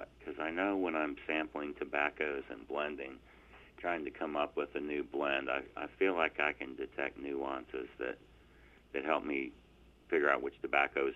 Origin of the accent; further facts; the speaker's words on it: Virginia, United States; moved away as an adult; now in North Carolina, United States; I grew up in Virginia, and my wife and I moved to North Carolina in 1991